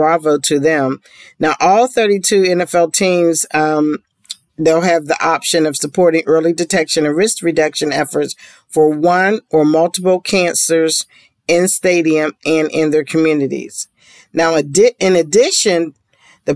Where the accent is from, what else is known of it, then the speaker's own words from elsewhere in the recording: Pittsburgh, Pennsylvania, United States; I'm from Pittsburgh